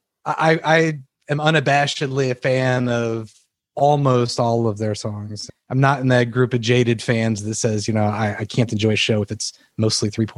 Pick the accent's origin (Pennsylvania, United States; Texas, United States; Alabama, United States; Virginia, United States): Virginia, United States; Virginia Beach; moved away as an adult; now in North Carolina, United States; I grew up in Virginia Beach